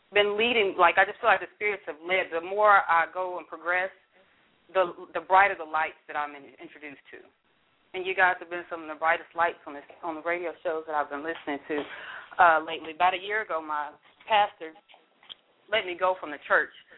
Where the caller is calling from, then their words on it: Fort Worth, Texas, United States; I'm calling from Fort Worth, Texas